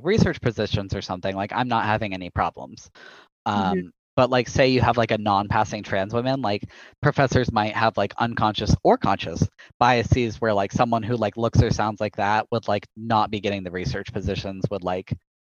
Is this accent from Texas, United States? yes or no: yes; Texas, United States; I'm from Texas